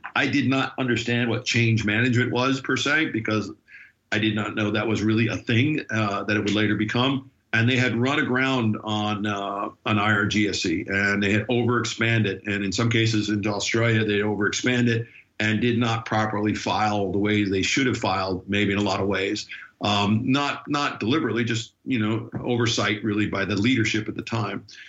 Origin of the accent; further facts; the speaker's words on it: United States; as an American